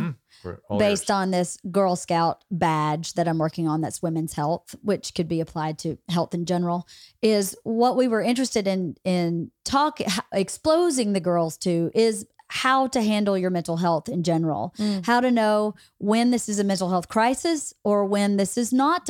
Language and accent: English; Bowdoin, Georgia, United States; I was in my hometown in Bowdoin, Georgia.